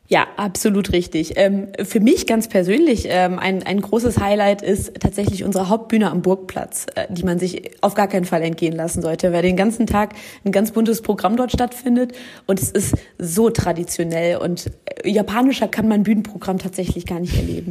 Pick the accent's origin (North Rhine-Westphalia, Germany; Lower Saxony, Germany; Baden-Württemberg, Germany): North Rhine-Westphalia, Germany; Düsseldorf; wir Düsseldorfer